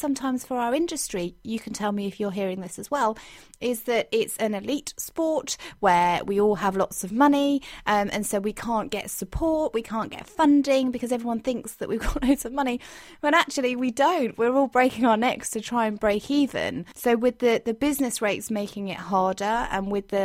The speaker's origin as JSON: {"language": "English", "country": "United Kingdom", "said": "I'm so proud of being British"}